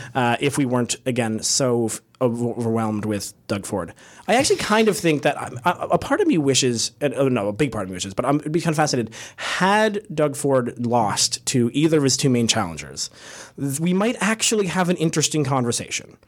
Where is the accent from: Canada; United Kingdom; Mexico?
Canada; I'm from Canada